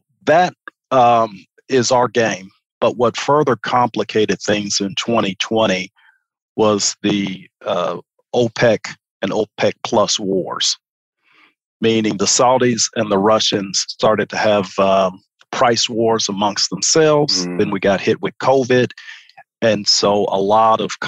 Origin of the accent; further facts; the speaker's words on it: Chicago, Illinois, United States; moved away as an adult; also born or lived in New Orleans; now in Houston, United States; I'm originally from Chicago. I grew up, I'm a native.